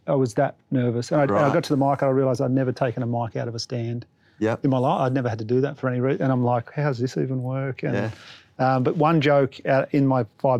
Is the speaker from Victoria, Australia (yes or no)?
no; Batemans Bay, New South Wales, Australia; also born or lived in Canberra; now in Melbourne, Australia; I was originally from Batemans Bay, New South Wales, a little country town on the coast, and I've been in Melbourne for about 13 years. Moved here for stand-up. I was living in Canberra at the time